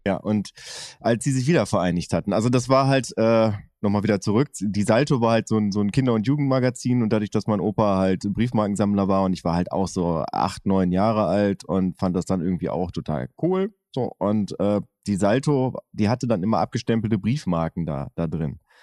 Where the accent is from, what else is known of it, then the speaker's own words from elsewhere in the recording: Oerlinghausen, North Rhine-Westphalia, Germany; Ich bin ja in Oerlinghausen zur Schule gegangen und habe zehn Kilometer weiter gewohnt